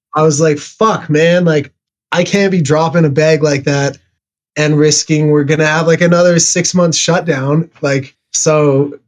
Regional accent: Canada; I'm Canadian

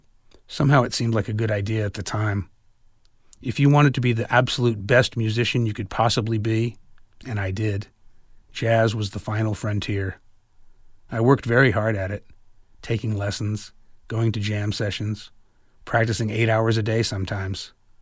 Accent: San Francisco, California, United States; I grew up in San Francisco. Started playing piano and reading music when I was 5, then took up the guitar at 13.

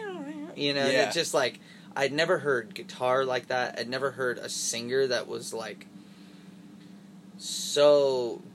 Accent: Northern California, United States; I grew up in the Northern California, like mountains, like ski area

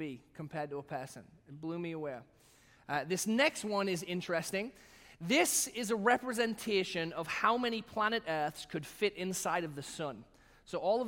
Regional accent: England, United Kingdom; also born or lived in Batavia, United States; now in United States; the national animals that I grew up with in England

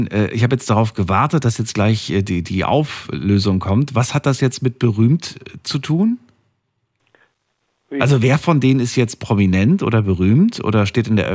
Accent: Neuss, North Rhine-Westphalia, Germany; Grüß ich komme aus Neuss.

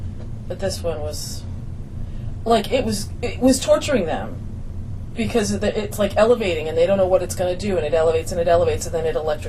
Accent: Auburn, Massachusetts, United States; He set off his first rocket in my hometown.

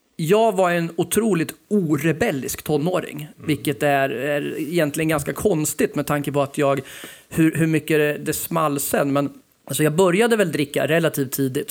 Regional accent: Fällingsbro, Örebro County, Sweden; moved away as an adult; also born or lived in Hallsta / Västerås; jag är uppväxt i Fällingsbro

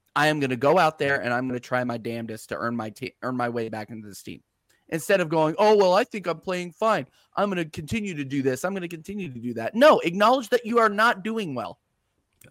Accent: United States; I'm an American

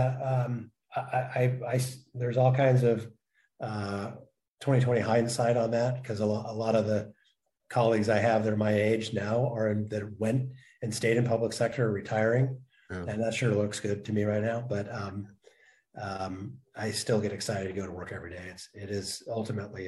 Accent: Oakland, California, United States; born or raised there; also born or lived in Chico / Santa Cruz

